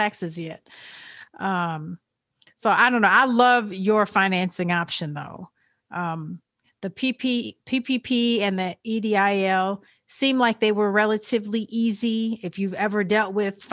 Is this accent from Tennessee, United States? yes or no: no; Illinois, United States; now in Georgia, United States; my hometown of Illinois